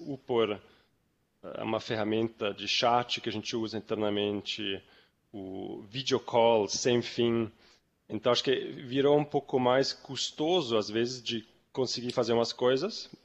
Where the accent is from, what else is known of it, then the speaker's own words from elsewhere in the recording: Zurich, Switzerland; moved away as an adult; also born or lived in New York, United States; now in Brazil; Eu, eu sou suíço, eu sou de Zurique. Eu ah, morei ah, até 20 anos morei lá na Suíça